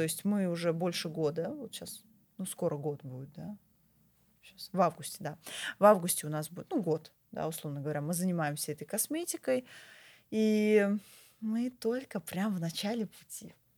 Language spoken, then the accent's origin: Russian; Moscow, Russia; я вообще москвичка, да, коренная москвичка, я родилась в Москве, я училась в Москве, я никуда отсюда не уезжала